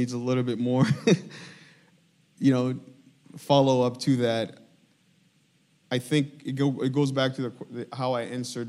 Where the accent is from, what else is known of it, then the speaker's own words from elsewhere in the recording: DR Congo; I was born and raised in Congo, okay?